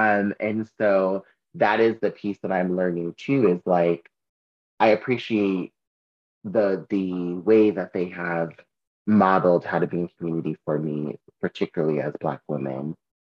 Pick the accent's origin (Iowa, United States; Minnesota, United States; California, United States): California, United States; Southern; moved away; I'm from Southern California